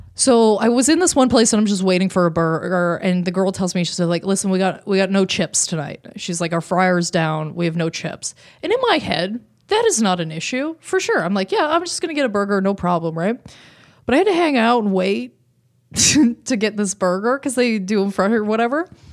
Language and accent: English; Canada; as a Canadian